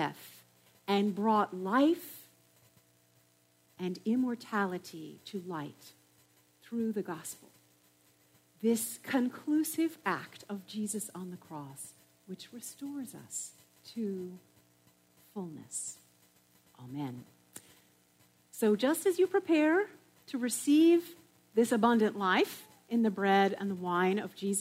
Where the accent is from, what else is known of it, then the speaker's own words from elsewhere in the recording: New England, United States; I come from New England